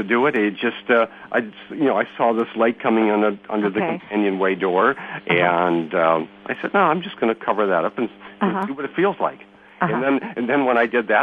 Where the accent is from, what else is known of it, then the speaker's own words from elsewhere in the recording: United States; as an American